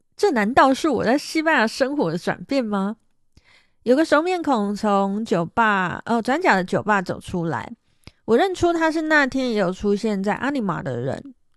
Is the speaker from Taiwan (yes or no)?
yes; Taiwan; moved away as an adult; now in Seville, Spain; 我是台湾人